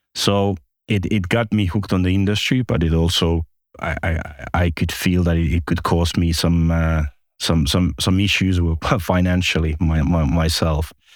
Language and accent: English; Finland; moved away as an adult; also born or lived in Espoo, Finland / Malta / Cyprus; I'm originally from Finland